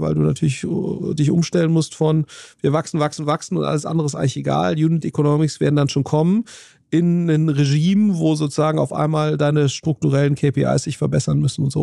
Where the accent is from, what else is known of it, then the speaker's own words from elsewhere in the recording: near Siegburg, between Bonn and Cologne, North Rhine-Westphalia, Germany; in Walscheid, äh, äh bei, bei, bei, Loma, bei Siegburg